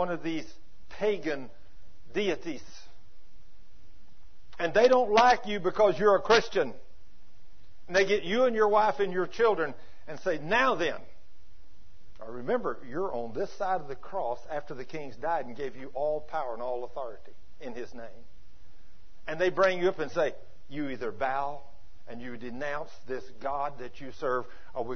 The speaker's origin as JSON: {"language": "English", "region": "Texas", "country": "United States", "accent": "Texas", "said": "my Texas accent"}